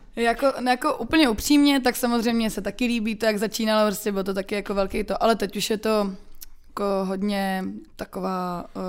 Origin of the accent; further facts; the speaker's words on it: Czechia; u nás v Čechách